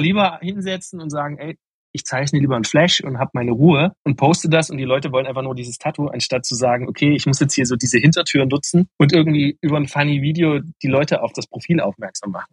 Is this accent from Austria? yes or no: no; Meissen, Saxony, Germany; also born or lived in Dresden; ich komme aus Meißen ursprünglich, was ja aber dieselbe Region ist.